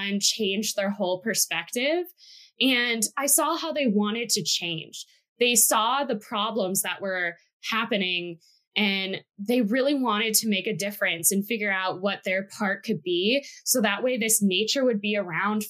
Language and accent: English; Wisconsin, United States; moved away; also born or lived in Oregon; I'm originally from Wisconsin, and growing up there